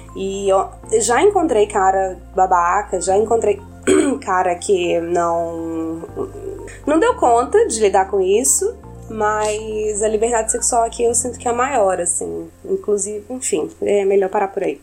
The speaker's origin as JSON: {"language": "Portuguese", "region": "Minas Gerais", "country": "Brazil", "tie": "born or raised there", "said": "como uma boa mineira é, de adolescência conservadora, da família tradicional mineira."}